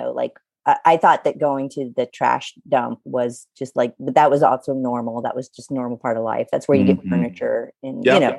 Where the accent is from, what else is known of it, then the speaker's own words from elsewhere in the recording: Louisiana, United States; I know I don't sound like I'm from Louisiana, but I really am.